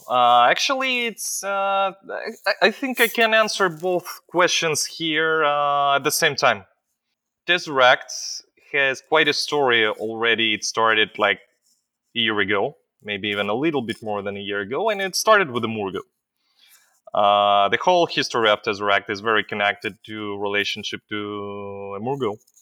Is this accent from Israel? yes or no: yes; Israel; also born or lived in Ukraine; I'm an Israeli, but I was not born, uh, in Israel. I was born in Ukraine, is still in the times of the Soviet Union, and my parents brought me when I was a little kid, uh, to Israel